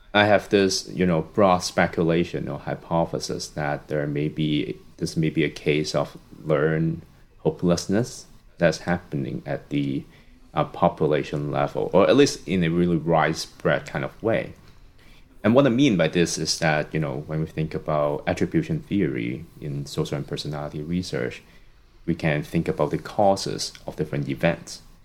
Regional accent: Hong Kong; moved away as an adult; also born or lived in Los Angeles, United States / Michigan, United States / St. Louis, United States; now in Toronto, Canada; I was born and raised in Hong Kong up until my high school graduation, and then I moved to the States for my undergrad.

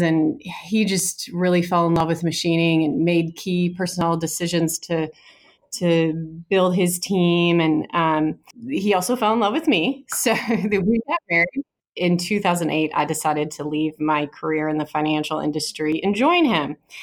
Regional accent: outside of Detroit, Michigan, United States; moved away; I grew up outside of Detroit

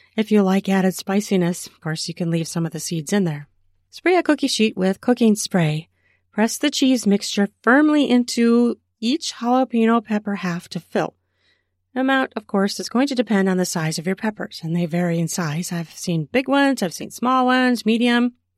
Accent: Minnesota, United States; my home state of Minnesota

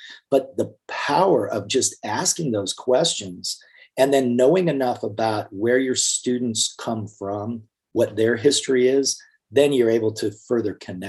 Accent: Clifton, Arizona, United States; I spent time as a young man growing up in Clifton, Arizona, which is a small, mostly Hispanic, mostly mining community.

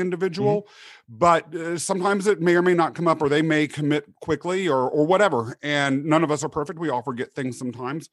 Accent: Kansas, United States; moved away; growing up in Kansas

